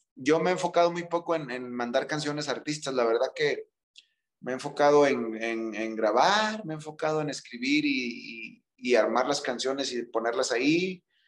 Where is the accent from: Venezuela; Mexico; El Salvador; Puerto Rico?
Mexico